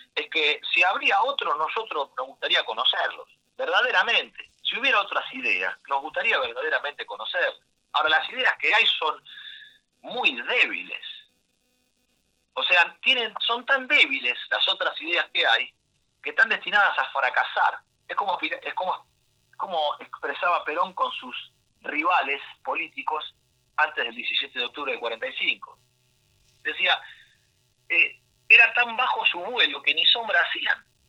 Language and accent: Spanish; Argentina; Somos argentinos y los argentinos disfrutamos de vivir bien